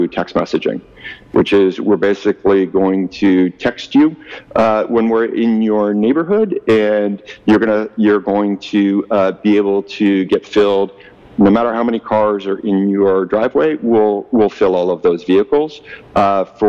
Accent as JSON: {"language": "English", "town": "Ottawa", "region": "Ontario", "country": "Canada", "tie": "born or raised there", "also_born_or_lived": "Toronto / Kingston, Canada / California", "moved": "as an adult", "lives_now": "Vancouver, Canada", "said": "I am a Canadian. I grew up in actually Ottawa and a little bit of parts of Toronto."}